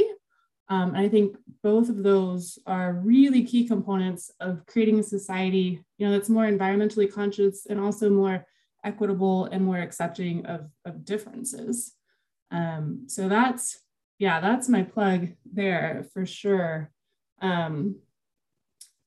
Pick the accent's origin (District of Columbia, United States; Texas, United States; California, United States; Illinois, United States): Texas, United States; Houston; moved away as an adult; now in Albany, United States; I was born and raised in Houston